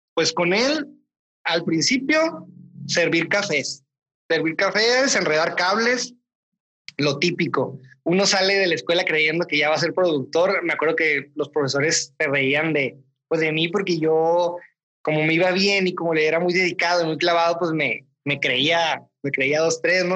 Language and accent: Spanish; Mexicali, Baja California, Mexico; now in Mexicali, Mexico; Yo soy de aquí de Mexicali, del norte, entonces eh, es muy diferente la dinámica que hay con los profesores acá que allá.